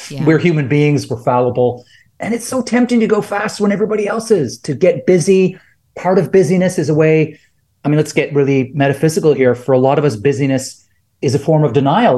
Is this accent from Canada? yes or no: yes; Canada; I'm Canadian